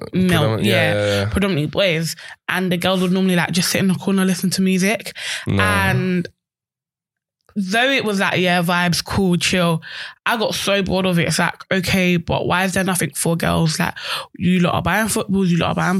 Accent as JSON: {"language": "English", "region": "London", "country": "United Kingdom", "tie": "born or raised there", "said": "I grew up in Peckham. I'm born and bred Peckham."}